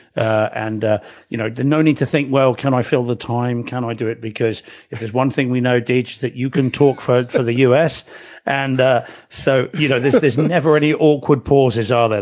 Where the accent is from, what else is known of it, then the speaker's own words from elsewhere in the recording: New Zealand; now in England; I am a New Zealander